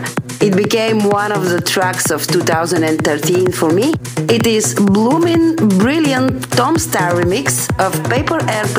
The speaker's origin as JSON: {"language": "English", "town": "Varna", "region": "Varna Province", "country": "Bulgaria", "said": "I'm calling from Bulgaria, beautiful city of Varna."}